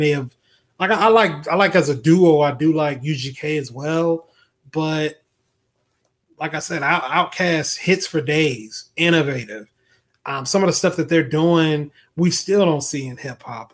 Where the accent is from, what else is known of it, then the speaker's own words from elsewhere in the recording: Florida, United States; I'm from Florida